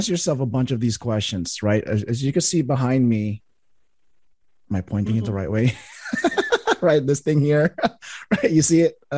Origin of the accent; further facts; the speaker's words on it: Philippines; I'm, I'm Filipino